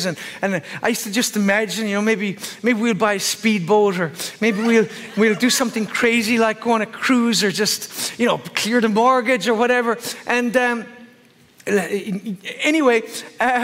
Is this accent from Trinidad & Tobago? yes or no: no; Ireland; I'm Irish